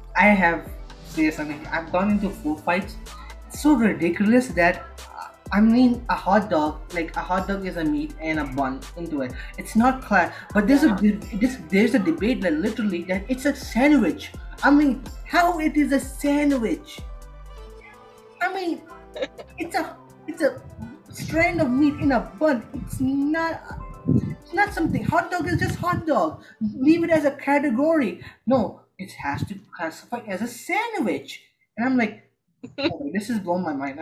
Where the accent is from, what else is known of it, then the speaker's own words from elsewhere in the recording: Lahore, Punjab, Pakistan; first language Urdu; English is a second language; now in Jeddah, Saudi Arabia; I'm living in Saudi Arabia, which is Jeddah, in the city of Jeddah. But I'm originally from Pakistan, so and Lahore.